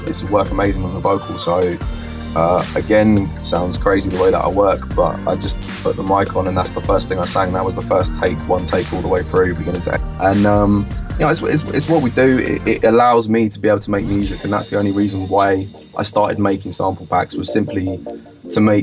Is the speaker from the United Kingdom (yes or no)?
yes; Watford, East of England, United Kingdom; moved away as an adult; also born or lived in London; now in Brighton, United Kingdom; I grew up just outside of London in Watford, like just outside Northwest